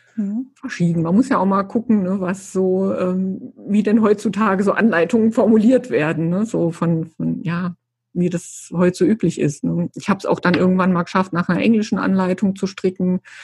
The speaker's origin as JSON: {"language": "German", "region": "Saarland", "country": "Germany", "moved": "yes", "said": "als ich damals äh, hierher gezogen bin, ich komme ja aus dem Saarland eigentlich"}